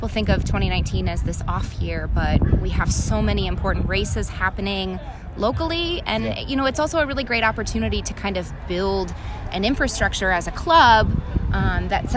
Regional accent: Bowling Green, Ohio, United States; moved away as an adult; now in Toledo, United States; I am originally from Bowling Green

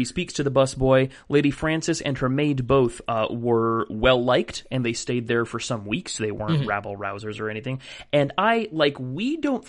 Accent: United States; My geographic knowledge as an American is extremely weak

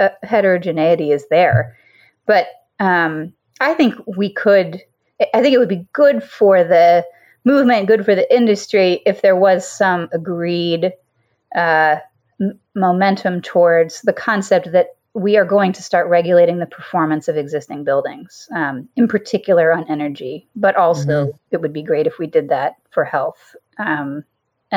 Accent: Decatur, Georgia, United States; I grew up in Decatur, Georgia. It's like a suburb outside of Atlanta

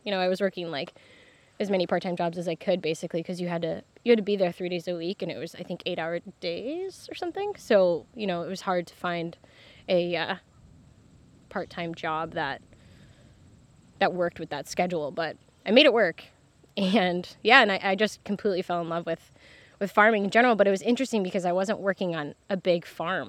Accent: Michigan, United States; moved away as an adult; also born or lived in New York; now in Martha's Vineyard, United States; I'm from Michigan originally. I grew up around farms.

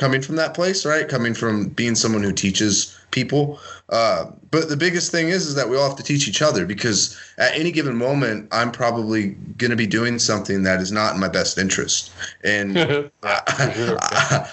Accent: San Francisco, California, United States; moved away; also born or lived in Idaho; I grew up in the Bay Area, right, in, like, San Francisco, California, and I got moved to a town of 300 in Idaho

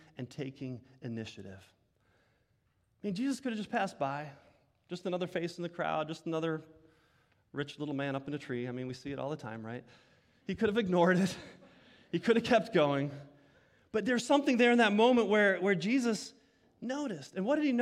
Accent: Sterling Heights, Michigan, United States; growing up in Sterling Heights, Michigan

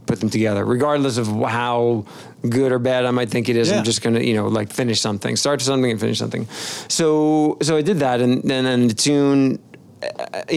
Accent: Rutherford, New Jersey, United States; moved away as an adult; now in Memphis, United States; From New Jersey, northern New Jersey, town called Rutherford, I grew up

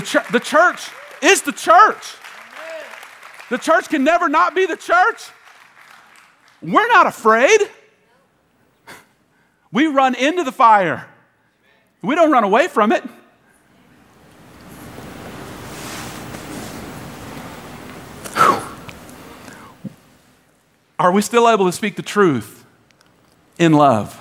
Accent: United States; we, as American Christians

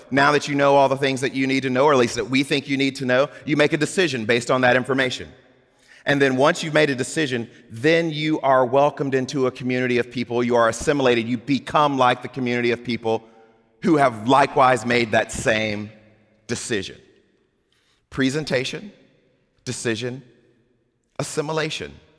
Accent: Gulf Coast of Mississippi, United States; I grew up on the Gulf Coast of Mississippi

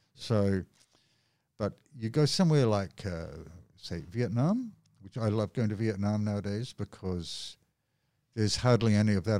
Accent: Australia; From Australia

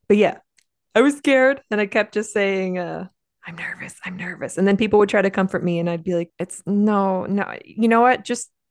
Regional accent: New Jersey, United States; now in Pennsylvania, United States; I'm an LPC from Pennsylvania, transplant from South Jersey. I'm a cishet white woman.

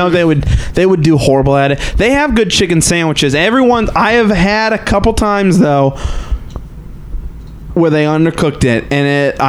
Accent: St. Joseph, Missouri, United States; now in Austin, United States; my hometown one, St. Joe, Missouri, my picture is hanging up in it.

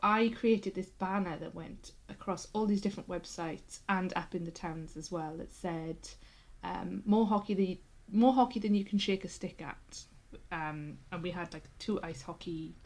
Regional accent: Wales, United Kingdom; here in Wales

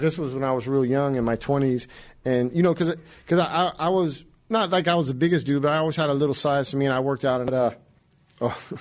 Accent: California, United States; moved away; I grew up in California

